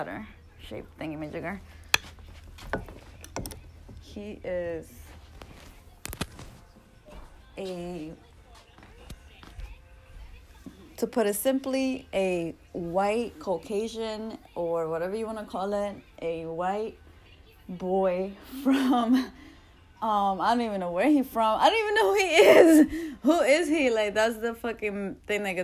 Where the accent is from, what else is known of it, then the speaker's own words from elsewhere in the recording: New York, United States; I'm from New York